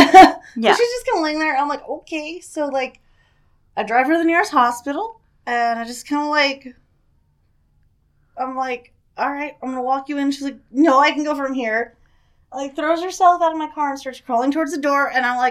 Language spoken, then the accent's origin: English; Aurora, United States; I'm from Aurora.